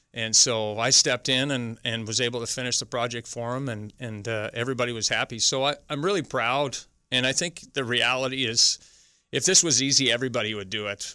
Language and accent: English; Ottawa, Ontario, Canada; moved away; I'm from Ottawa originally.